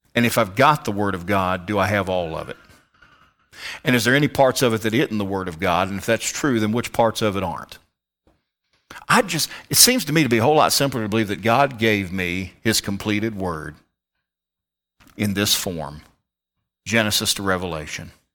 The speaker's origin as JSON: {"language": "English", "town": "Richmond", "region": "Virginia", "country": "United States", "moved": "yes", "said": "I come from the Richmond, Central Virginia area"}